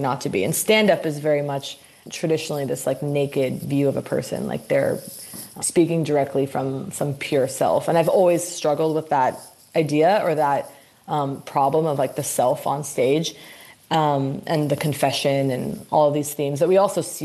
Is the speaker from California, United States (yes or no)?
yes; Santa Monica, California, United States; moved away; also born or lived in New York; I did grow up here. I grew up in Santa Monica